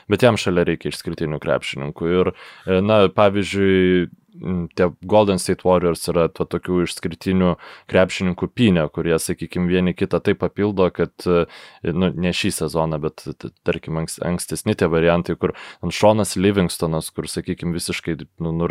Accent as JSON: {"language": "Lithuanian", "country": "Lithuania"}